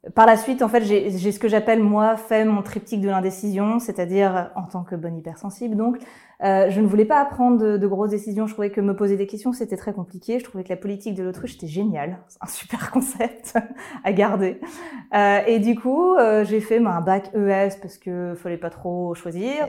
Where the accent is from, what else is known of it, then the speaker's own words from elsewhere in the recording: Lyon, Auvergne-Rhône-Alpes, France; je suis lyonnaise d'origine